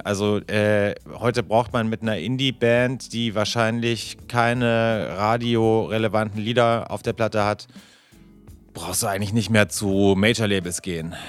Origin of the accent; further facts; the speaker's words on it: Bavaria, Germany; ich komme ja aus Bayern